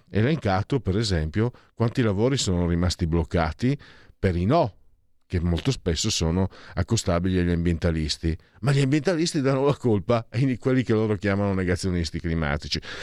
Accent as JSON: {"language": "Italian", "region": "Friuli-Venezia Giulia", "country": "Italy", "said": "io vengo dal Friuli, dal, dalla profonda campagna"}